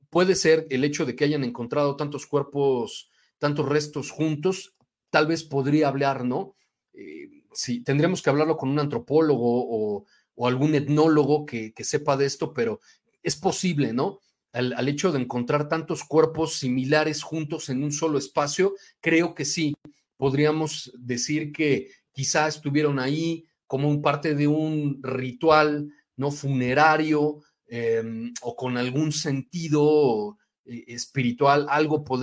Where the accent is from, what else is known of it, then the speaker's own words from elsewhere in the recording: Mexico; Y lo más triste es que nosotros mismos como mexicanos, en vez de apoyar y sentir orgullo, nos tenemos que atacar.